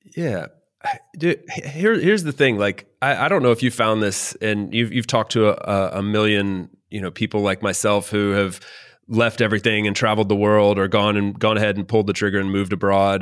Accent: North Carolina, United States; moved away as an adult; also born or lived in Miami, Florida; now in Valencia, Spain; North Carolina is where I, I grew up

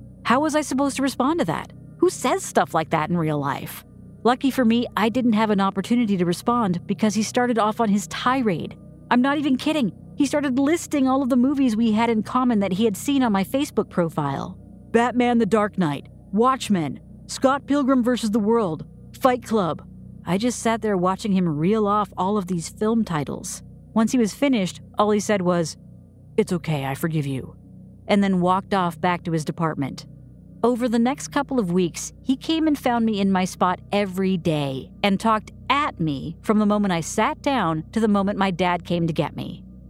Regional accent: United Kingdom; I'm British, and it's therefore impossible for me to be impolite.

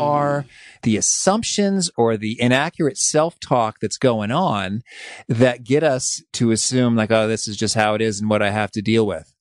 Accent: Danville, Illinois, United States; I grew up in Danville, Illinois, which is the, the central part of the state

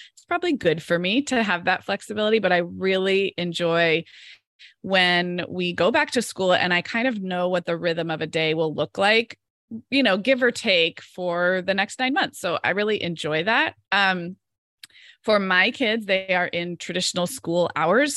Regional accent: Santa Barbara, California, United States; moved away as an adult; I live in Santa Barbara, California, which is actually my hometown where I grew up

